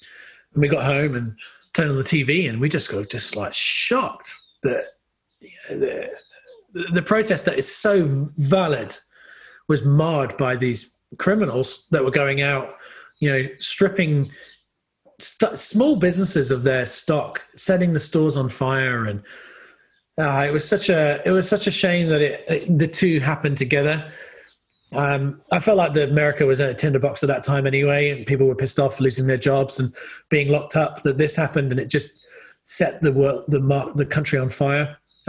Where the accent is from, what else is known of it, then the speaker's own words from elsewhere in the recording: England, United Kingdom; I come from England. I'm used to paying a lot of tax.